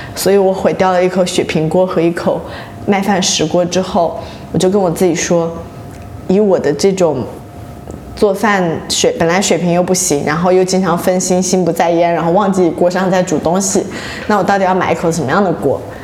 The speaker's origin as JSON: {"language": "Chinese", "area": "near Lushan", "region": "Jiangxi", "country": "China", "tie": "born or raised there", "moved": "yes", "said": "我们老家其实离那个庐山温泉还算比较近"}